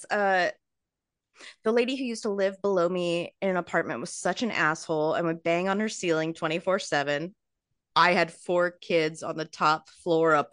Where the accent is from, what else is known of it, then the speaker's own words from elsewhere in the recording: Ohio, United States; I'm from Ohio, so he was the only person I knew down there.